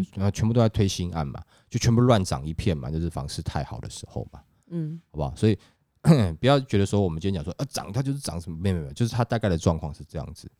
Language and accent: Chinese; Taiwan; 我们台湾人民